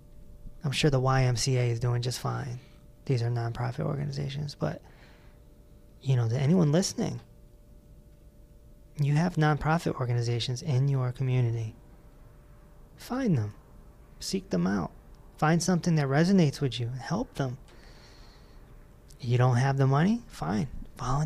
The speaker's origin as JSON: {"language": "English", "town": "East Hartford", "region": "Connecticut", "country": "United States", "said": "We're from East Hartford"}